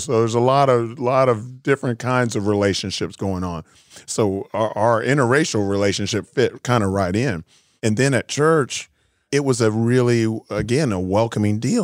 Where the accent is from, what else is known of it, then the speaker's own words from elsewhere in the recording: South Florida, United States; moved away; also born or lived in Searcy, Arkansas; I'm a kid from South Florida, black kid from the, from the city.